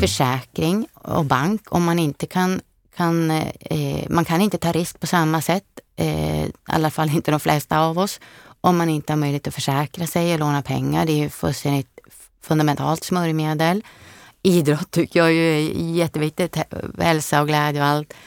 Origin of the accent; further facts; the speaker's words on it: Frösön, Jämtland, Sweden; moved away as an adult; also born or lived in Stockholm / Sörmland; Jag är ju född och uppvuxen på Frösön